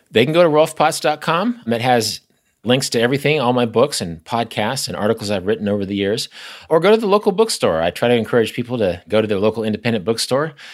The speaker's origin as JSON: {"language": "English", "region": "Kansas", "country": "United States", "said": "I'm from Kansas. My sister lives less than two miles from where I'm talking to you right now."}